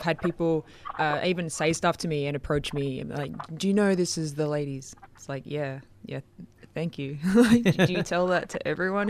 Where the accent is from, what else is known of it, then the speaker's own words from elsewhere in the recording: Queensland, Australia; I came down here from Queensland where I received a lot more comments and like shouted comments out car windows